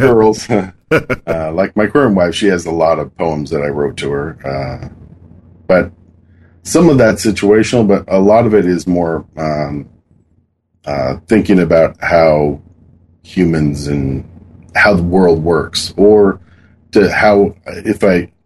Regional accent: Kent, Washington, United States; now in Kirkland, United States; I grew up in Washington. I've lived here most of my life, living in a place called Kent

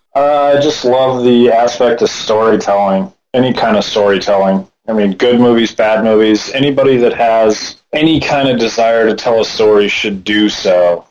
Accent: Laramie, Wyoming, United States; I grew up in Laramie, Wyoming, the gem city of the plains

